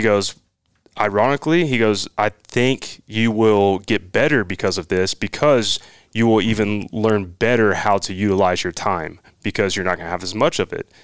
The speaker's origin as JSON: {"language": "English", "town": "Midwest City", "region": "Oklahoma", "country": "United States", "tie": "born or raised there", "said": "growing up in Oklahoma"}